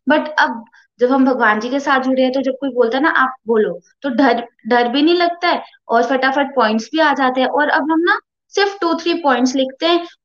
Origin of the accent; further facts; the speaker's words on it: Jammu, Jammu and Kashmir, India; और मैं जम्मू से हूँ